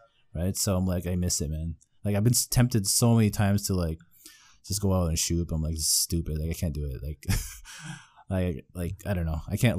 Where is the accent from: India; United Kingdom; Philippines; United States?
Philippines; I'm Filipino though, man. We like we grew up on hot dogs, bro.